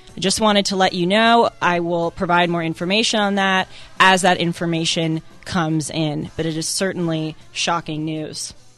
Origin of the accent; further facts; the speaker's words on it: Los Angeles, California, United States; growing up in Los Angeles, going to very liberal schools